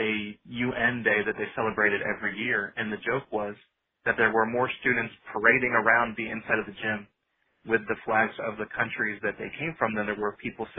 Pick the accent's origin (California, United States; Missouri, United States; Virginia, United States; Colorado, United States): Virginia, United States; also born or lived in Long Island; I was born in West Virginia and then moved right outside New York City on Long Island for a few years before kind of settling down in Northern Virginia right outside Washington, D.C.